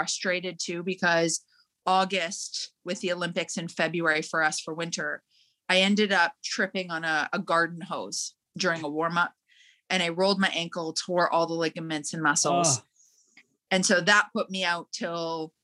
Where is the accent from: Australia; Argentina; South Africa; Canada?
Canada; Calgary, Alberta; Growing up in Calgary